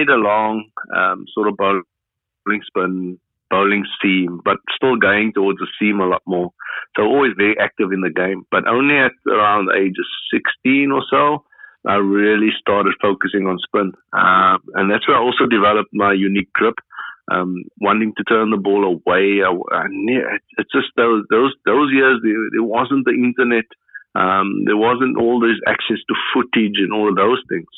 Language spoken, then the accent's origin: English; Cape Town, Western Cape, South Africa; I grew up in Cape Town in a suburb called Grassy Park